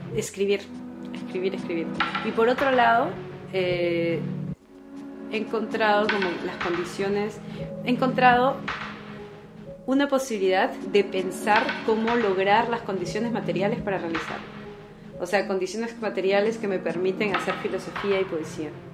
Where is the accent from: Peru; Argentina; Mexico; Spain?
Peru; Callao; moved away as an adult; now in Paris, France; nací en el Callao, eh, pero en un lugar muy pobre